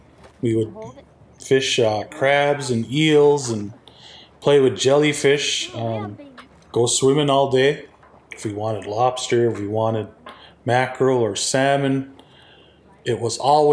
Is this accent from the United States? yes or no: no; Esgenoôpetitj First Nation, New Brunswick, Canada; I'm from Eskinobitich First Nation, also known as Burnt Church.